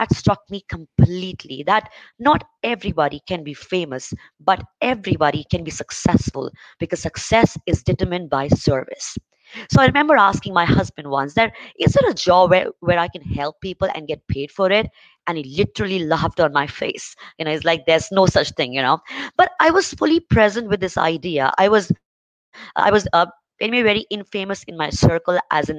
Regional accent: India; I'm from India

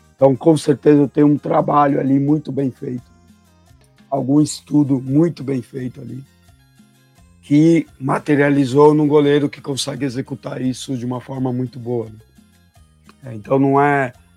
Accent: Argentina; now in Brazil; eu, como argentino

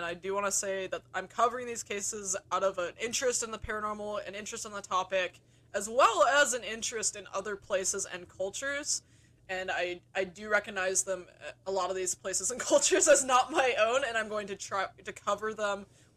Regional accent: United States; like me from America

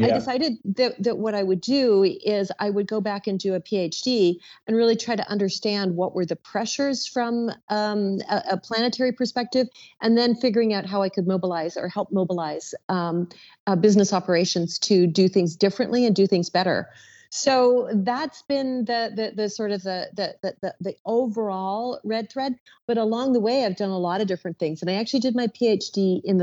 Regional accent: Canada; moved away; also born or lived in Toronto; I'm a Canadian originally

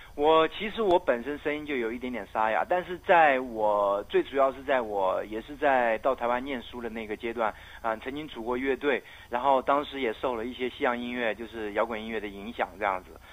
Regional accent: Myanmar; now in Taiwan; 我缅甸的那个祖先地

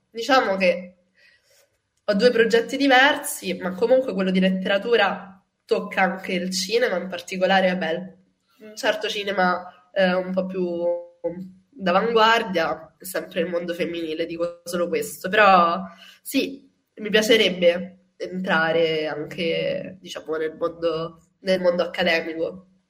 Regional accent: Rome, Lazio, Italy; sono cresciuta a Ostia, nella periferia di Roma

